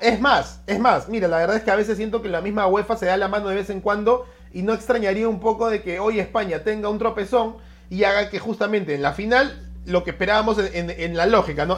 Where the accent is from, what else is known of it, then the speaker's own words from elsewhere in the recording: Peru; como peruanos